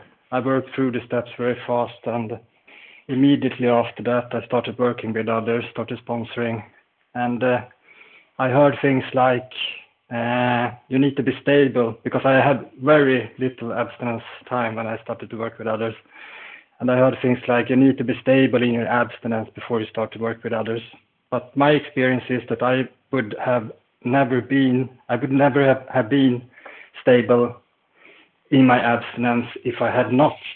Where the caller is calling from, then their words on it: Sweden; I'm calling in from Sweden.